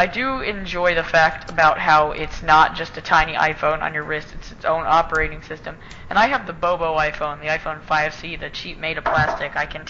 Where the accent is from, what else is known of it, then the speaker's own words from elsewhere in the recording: Florida, United States; We're both from Florida.